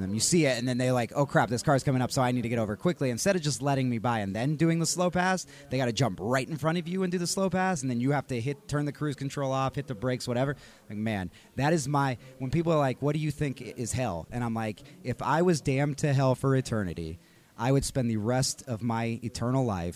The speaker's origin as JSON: {"language": "English", "region": "Texas", "country": "United States", "moved": "yes", "lives_now": "Colorado, United States", "said": "I'm from Texas"}